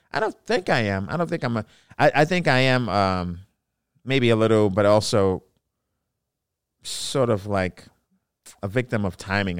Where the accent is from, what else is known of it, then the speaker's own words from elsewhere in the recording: New York City, New York, United States; I grew up in Brooklyn, New York